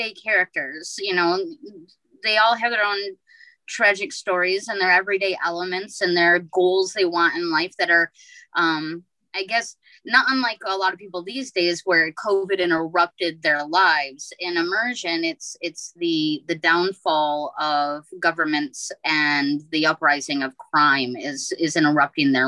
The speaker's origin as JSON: {"language": "English", "region": "Midwest", "country": "United States", "tie": "born or raised there", "said": "I grew up in the Midwest"}